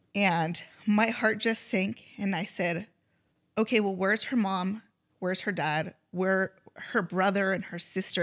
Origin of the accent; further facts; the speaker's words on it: Grover Beach, California, United States; also born or lived in Nipomo, California; I grew up here in Grover, moved to Napomo, um, and then started a family, and then now I'm back closer to my parents